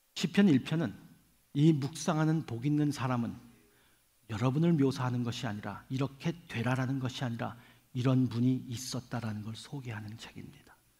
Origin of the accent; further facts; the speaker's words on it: Seoul, South Korea; now in New York, United States; 저는 서울에서 태어나서 지금은 뉴욕에 살고 있기 때문에